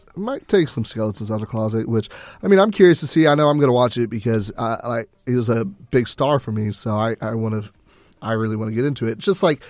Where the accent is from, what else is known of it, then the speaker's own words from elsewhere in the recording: Texas, United States; And I think we see that a lot more because we're from Texas